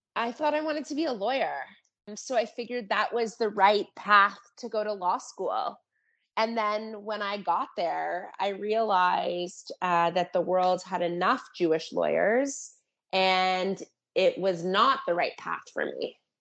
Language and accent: English; Toronto, Ontario, Canada; also born or lived in California; I was born and raised in Toronto